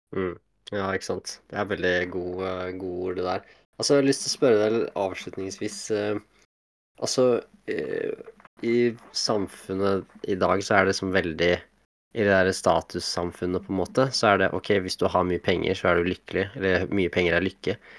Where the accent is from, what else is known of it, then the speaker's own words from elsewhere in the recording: Eastern Norway, Norway; also born or lived in Oslo / Harstad; now in Kongsberg, Norway; jeg er jo egentlig østlending